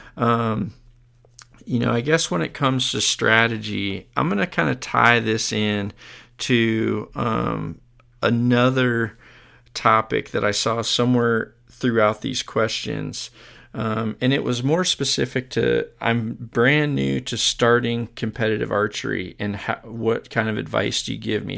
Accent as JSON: {"language": "English", "country": "United States", "said": "being an American"}